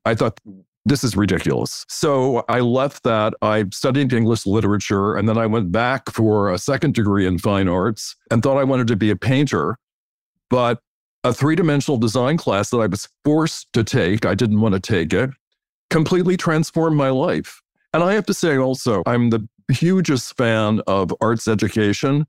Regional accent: Washington, District of Columbia, United States; I grew up in Washington, D, D C, which is not a fashionable place by any means

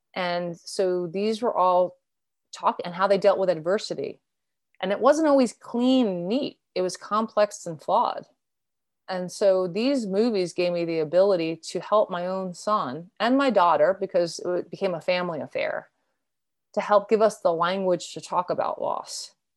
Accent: New York, United States; I grew up in New York, the greater New York area. I was born in Queens.

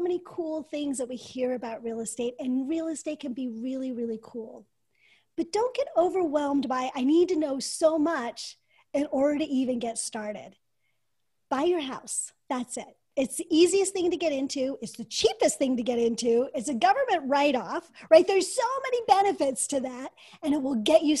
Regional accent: United States; as an American woman or girl at the time

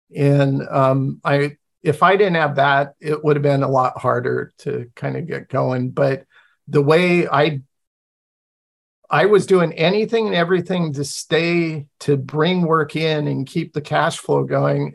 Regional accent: Pacific Northwest, United States; I grew up in the Pacific Northwest with Native American tribes all around me

